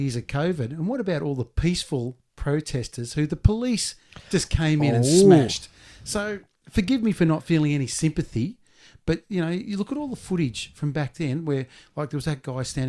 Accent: Australia

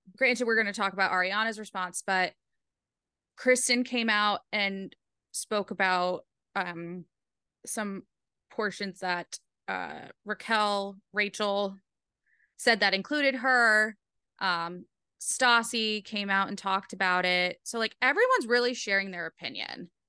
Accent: Rhode Island, United States; I'm from Rhode Island and the accent's comforting

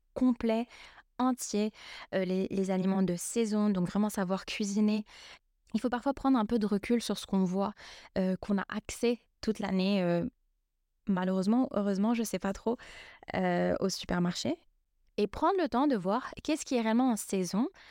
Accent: Lebanon; je suis libanaise

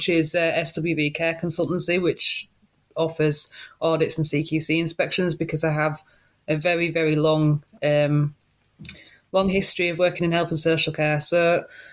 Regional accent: Hull, Yorkshire and the Humber, United Kingdom; now in Cheshire, United Kingdom; originally from Hull

